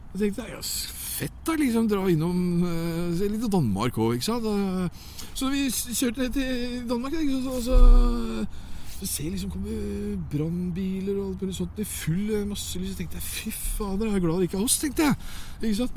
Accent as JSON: {"language": "Norwegian", "country": "Norway", "also_born_or_lived": "Oslo", "said": "vi fikk en god skole her hjemme i Norge"}